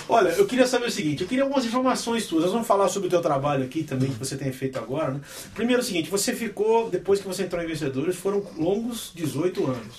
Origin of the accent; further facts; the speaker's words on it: Brazil; eu sou brasileiro